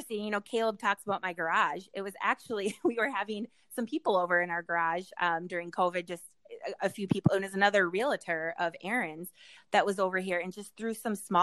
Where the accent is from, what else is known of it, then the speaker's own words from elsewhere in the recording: Minnesota, United States; We're from Minnesota or the Midwest